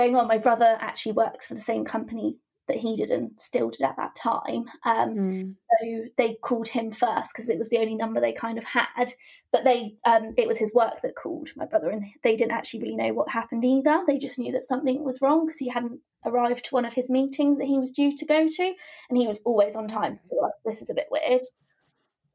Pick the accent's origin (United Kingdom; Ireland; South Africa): United Kingdom; Poole, South West England; I'm from Poole in Dorset and I'm 24